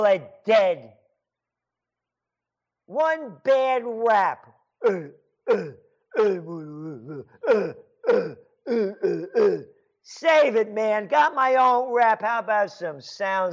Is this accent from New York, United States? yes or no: yes; New York, United States; also born or lived in Chicago; now in Kingston, United States; the New York that I grew up